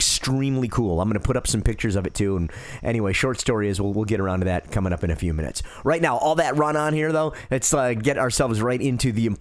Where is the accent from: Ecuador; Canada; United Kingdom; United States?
United States; Detroit, Michigan; I grew up in Detroit, so I watched the Detroit Tigers.